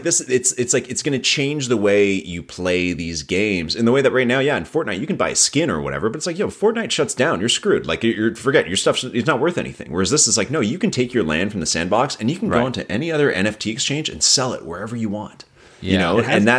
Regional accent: Toronto, Ontario, Canada; I grew up downtown Toronto, so I'm a Raptors fan

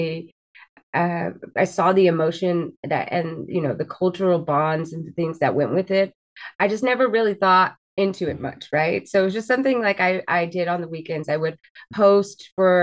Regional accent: Fresno, California, United States; I am from Fresno, California. I've been here my entire life

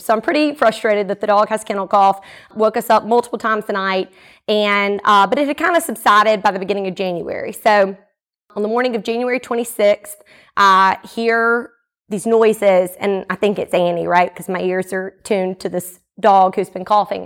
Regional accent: Jackson, Mississippi, United States; also born or lived in Atlanta; I was born and raised here in the Jackson area

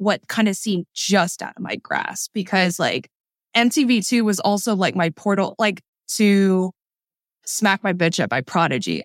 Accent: Montgomery County and Frederick County, Maryland, United States; moved away as an adult; also born or lived in Gaithersburg, Maryland; now in Atlanta, United States; I moved to Atlanta from Montgomery County and Frederick County, Maryland. I spent my whole childhood there

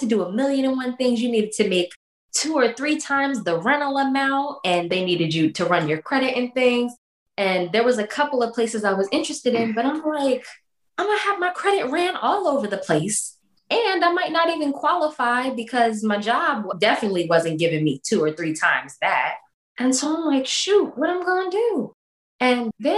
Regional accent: Delaware, United States; moved away as an adult; also born or lived in Norfolk, Virginia; I'm originally from Delaware

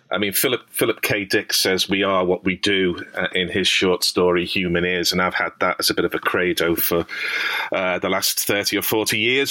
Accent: Liverpool, North West England, United Kingdom; I grew up in Liverpool. You may tell from my accent

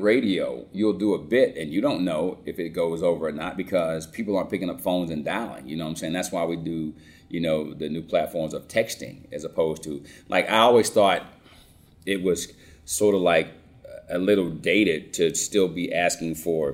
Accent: Cobb County, Georgia, United States; I grew up in Cobb County

